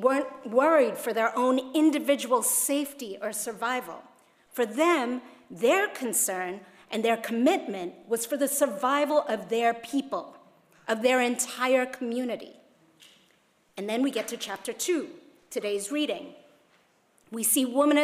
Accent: Hong Kong; my youth pastor told me when I was growing up in Hong Kong

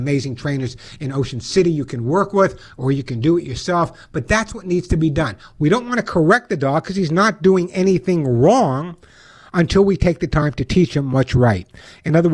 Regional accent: Long Island, New York, United States; you never know by my accent, I'm from Long Island

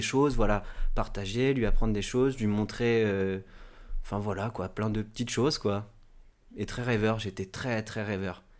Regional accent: Normandy, France; je suis originaire de Normandie

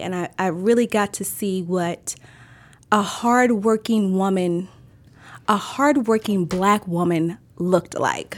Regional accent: Maryland, United States; born or raised there

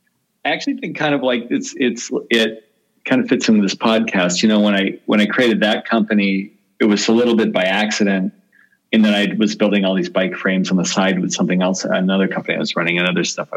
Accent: Berkeley, California, United States; I was in college, actually on the East Coast, but I was in my summer breaks in California. I grew up in Berkeley

